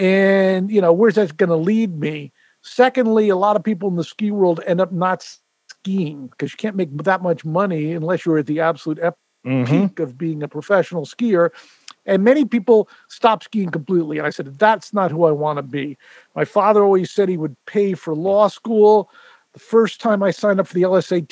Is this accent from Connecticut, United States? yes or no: yes; Connecticut, United States; moved away as an adult; also born or lived in Vermont / Utah; now in Los Angeles, United States; I grew up in the East Coast. Grew up in Connecticut